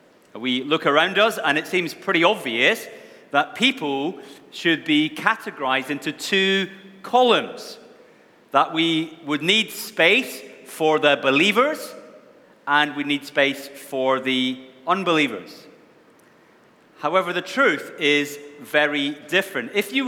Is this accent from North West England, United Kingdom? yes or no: no; Wishaw, Scotland, United Kingdom; accent: mongrelized; now in Scarborough, United Kingdom; I'm not originally from Scarborough. I have a bit of a mongrelized accent. I come from Scotland, a little town called Wishaw, which most of you have never heard of, I'm sure.